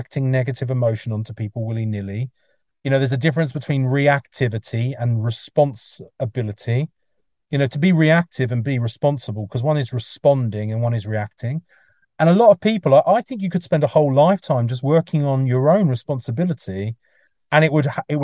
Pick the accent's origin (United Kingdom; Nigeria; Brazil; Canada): United Kingdom; England; moved away; also born or lived in Mullumbimby, Australia; I'm English